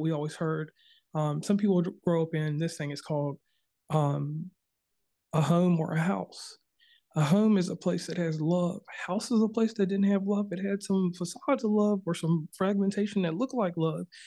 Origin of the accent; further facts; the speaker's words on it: Virginia, United States; I'm from Virginia originally